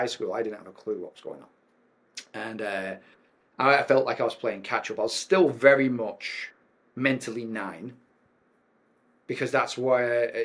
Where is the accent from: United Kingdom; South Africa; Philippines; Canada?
United Kingdom; North West England; now in St. George, United States; I was born in a very wet, cold, damp land. So I'm from the northwest of England. My hometown is famous for building nuclear submarines